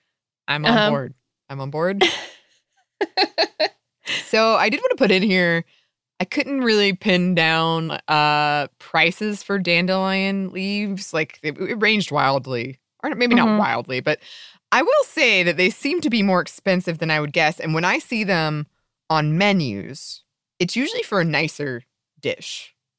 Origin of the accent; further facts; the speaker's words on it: the South, United States; growing up in the South, I don't know if you've ever had this experience, but dandelions weren't really a problem, but kudzu.